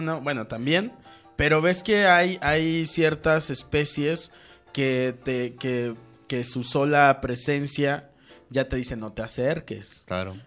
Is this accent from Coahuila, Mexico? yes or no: no; Cuernavaca, Morelos, Mexico; en Cuernavaca, en mi tierra